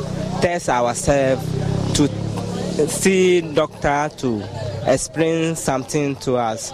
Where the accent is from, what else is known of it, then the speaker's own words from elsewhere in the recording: Volta, Ghana; moved away; I'm calling from Vota region.